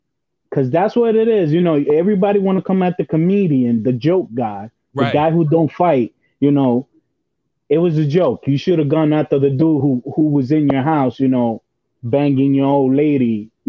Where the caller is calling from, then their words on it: Bronx, New York, United States; I'm calling from the Bronx, baby.